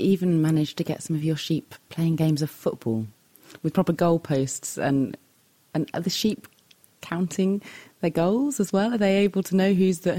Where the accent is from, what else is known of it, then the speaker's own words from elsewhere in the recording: Cambridge, East of England, United Kingdom; back in my hometown of Cambridge, UK.